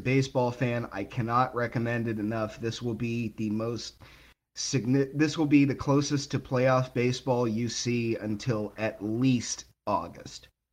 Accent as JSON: {"language": "English", "town": "Boston", "region": "Massachusetts", "country": "United States", "tie": "born or raised there", "said": "my hometown here of Boston"}